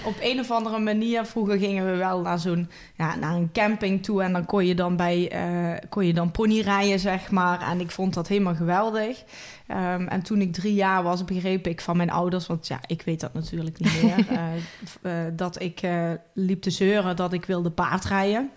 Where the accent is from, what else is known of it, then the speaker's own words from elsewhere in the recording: Valkenburg aan de Geul, Limburg, Netherlands; accent: Limburgish; ik kom uit Valkenburg aan de Hul